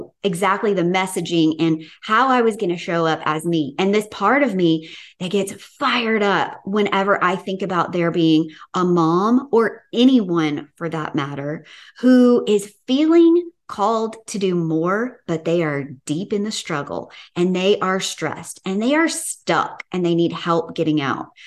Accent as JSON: {"language": "English", "region": "the South", "country": "United States", "accent": "Southern", "said": "my good old Southern accent"}